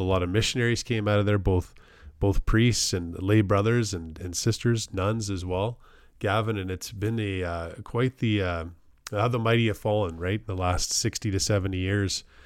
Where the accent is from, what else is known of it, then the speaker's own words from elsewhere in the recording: Canada; as a, as a Canadian and a member of the Commonwealth